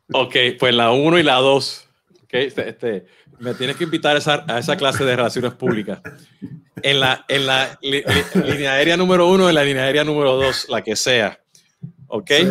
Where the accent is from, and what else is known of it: Puerto Rico